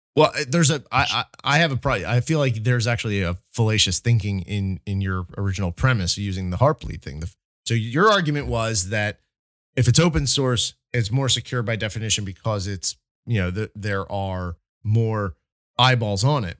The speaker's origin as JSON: {"language": "English", "region": "New Jersey", "country": "United States", "said": "I'm from South Jersey"}